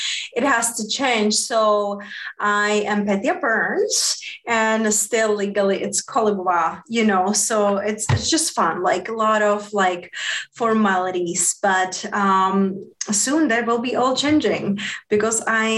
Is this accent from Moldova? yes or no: yes; Southern Moldova, Moldova; also born or lived in Spain; now in United States; I'm coming from Southern Moldavia